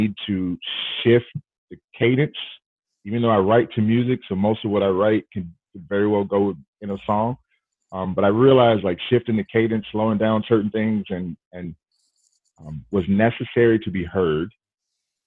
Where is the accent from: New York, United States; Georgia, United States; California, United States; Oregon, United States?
Georgia, United States; Southwest; moved away as an adult; also born or lived in Milwaukee, Wisconsin; I grew up in Southwest Georgia